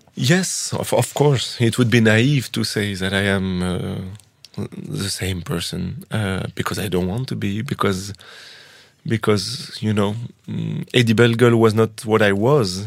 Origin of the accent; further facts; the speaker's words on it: France; first language French; English is a second language; I was born in France. I didn't choose it. I didn't choose the language that people put in my body.